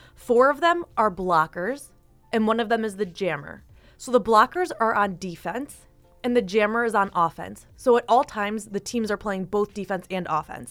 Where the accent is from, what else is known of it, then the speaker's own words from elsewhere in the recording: Eden, New York, United States; I grew up in Eden